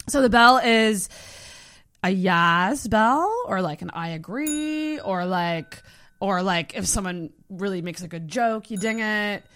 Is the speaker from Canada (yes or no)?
yes; Antigonish, Nova Scotia, Canada; I grew up in Antigonish, which is also a small town.